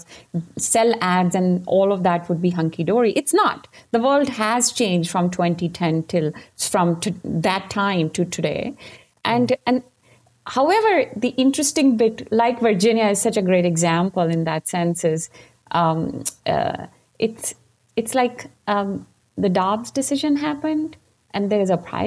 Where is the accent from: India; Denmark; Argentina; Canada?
India; moved away; when I grew up in India and I became a constitutional lawyer